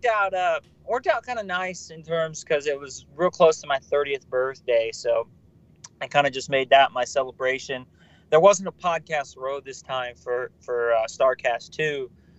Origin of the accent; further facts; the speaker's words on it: California, United States; I'm from California